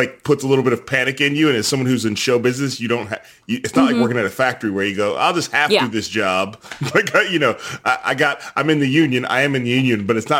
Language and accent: English; Chicago, Illinois, United States; I grew up in Chicago during the Michael Jordan era.